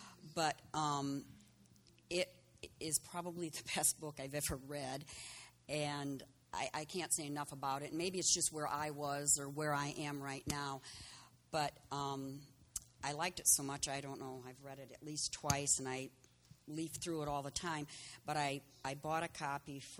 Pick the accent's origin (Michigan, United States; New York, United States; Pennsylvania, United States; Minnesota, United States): Michigan, United States; Berrien Springs; I was born and raised in Berrien.